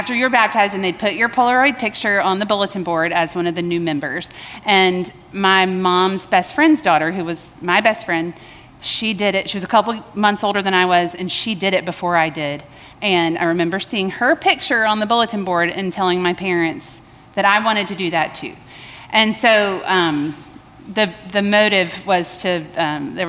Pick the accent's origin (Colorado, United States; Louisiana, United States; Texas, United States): Louisiana, United States; Baton Rouge; now in Columbia, United States; I was born in Baton Rouge, Louisiana